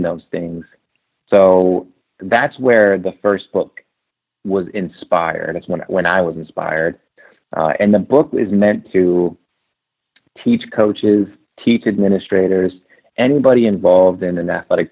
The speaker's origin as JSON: {"language": "English", "town": "Portland", "region": "Oregon", "country": "United States", "said": "I'm from Portland. I went to school in Oregon."}